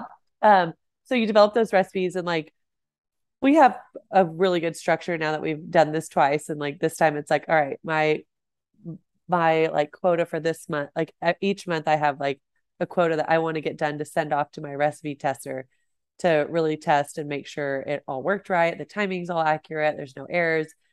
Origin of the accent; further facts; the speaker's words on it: Celina, Texas, United States; I grew up in Salina, Texas, which is north of Dallas.